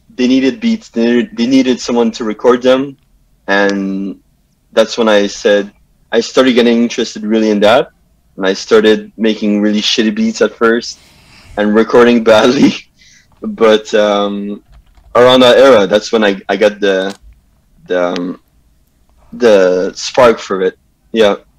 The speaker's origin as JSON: {"language": "English", "town": "Montreal", "region": "Quebec", "country": "Canada", "tie": "born or raised there", "said": "I grew up in uh, Pierrefonds, yeah. West Island"}